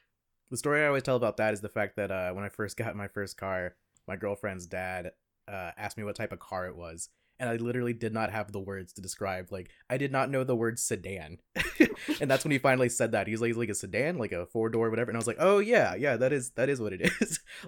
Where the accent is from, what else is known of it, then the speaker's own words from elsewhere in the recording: Appalachia, United States; yeah, I'm from Appalachia. I'm a proud Appalachian.